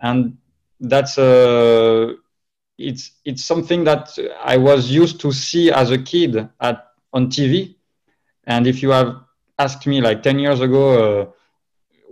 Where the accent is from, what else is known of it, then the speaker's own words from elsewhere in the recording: Toulouse, Occitania, France; accent: French; English is a second language; moved away as an adult; also born or lived in Madrid; now in Paris, France; I was originally from Toulouse in the south of France, where it's sunny